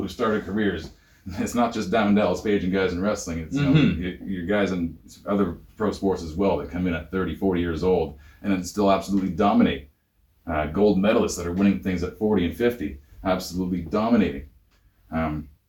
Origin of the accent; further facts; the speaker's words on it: Ontario, Canada; now in British Columbia, Canada; I grew up in Ontario